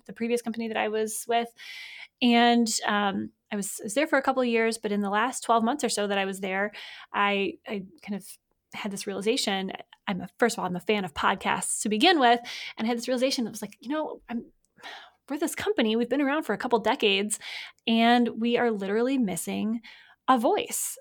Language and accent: English; Michigan, United States; I was born in Michigan